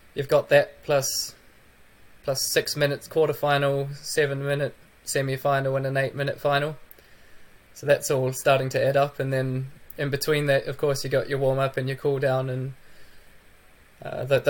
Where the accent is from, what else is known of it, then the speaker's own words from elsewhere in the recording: New Zealand; moved away as an adult; also born or lived in United Kingdom; now in Sweden; I'm heading over to New Zealand for my first New Zealand winter since I moved to Europe. So that will be quite a interesting experience going back home